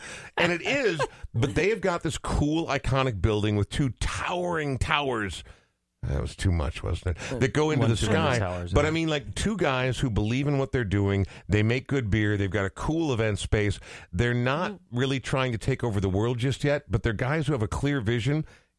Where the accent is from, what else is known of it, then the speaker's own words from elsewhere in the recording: Coon Rapids, Minnesota, United States; I grew up in Coon Rapids, and so when I heard Fridley, I'm like, oh, we're heading way out there.